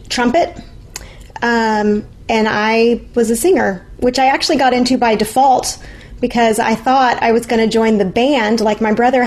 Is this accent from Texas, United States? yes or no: yes; Irving, Texas, United States; also born or lived in Virginia / Arlington, Texas; I grew up in Irving, which is a suburb of Dallas, where the Dallas Cowboys Stadium used to be. And then we moved to Arlington